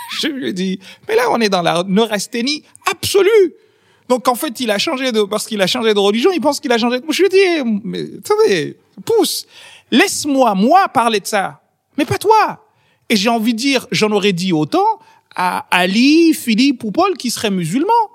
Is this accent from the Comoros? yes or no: yes; Comoros; now in France; mon pays a été une colonie française et mon pays d'origine a été une colonie française